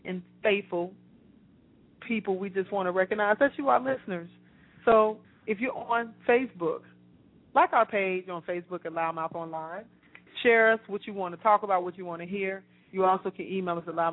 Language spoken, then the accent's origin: English; Chicago, Illinois, United States; now in Atlanta, United States; the city of Chicago where I'm from